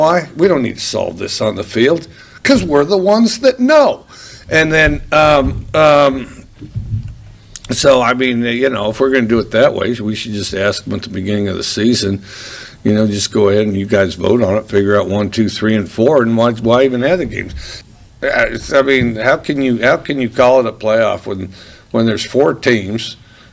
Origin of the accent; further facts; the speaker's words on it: United States; we're American